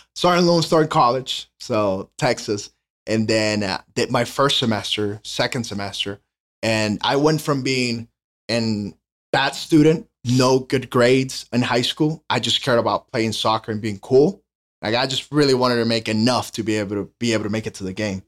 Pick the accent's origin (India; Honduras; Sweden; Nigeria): Honduras; English is a second language; moved away as an adult; now in United States; born and raised in Honduras. I came here to the States for college.